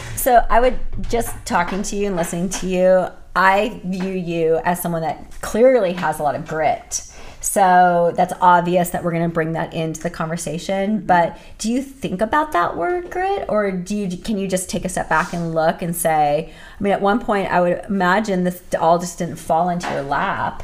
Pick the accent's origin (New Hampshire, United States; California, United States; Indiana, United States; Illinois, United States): California, United States; Thousand Oaks; also born or lived in Whittier; in Thousand Oaks, where I'm from. Also a native Southern California girl.